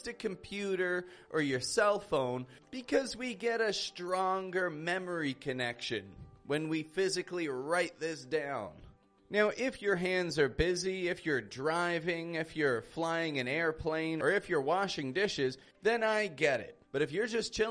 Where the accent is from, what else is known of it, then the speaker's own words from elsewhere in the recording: Toronto, Ontario, Canada; now in Mexico; I'm from Toronto, Canada, and I live in Mexico at the moment